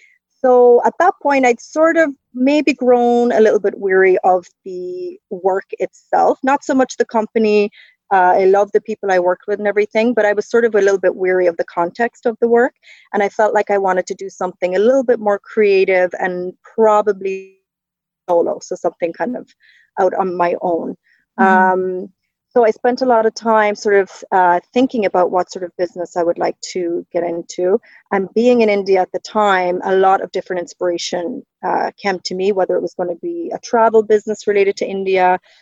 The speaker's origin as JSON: {"language": "English", "region": "County Cork", "country": "Ireland", "tie": "born or raised there", "moved": "as an adult", "lives_now": "Ontario, Canada", "said": "It's definitely faded a little bit, but I grew up in the south of Ireland in County Cork in a very small village, 700 people. So yeah, long way from home."}